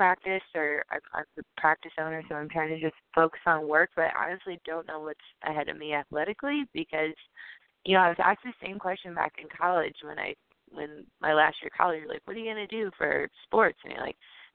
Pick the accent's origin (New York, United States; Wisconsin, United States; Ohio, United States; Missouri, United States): Missouri, United States; St. Louis; I'm from St. Louis